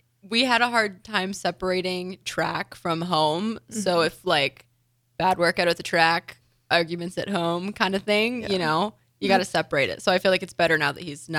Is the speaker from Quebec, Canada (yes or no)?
no; Windsor, Ontario, Canada; I'm from Windsor, Ontario.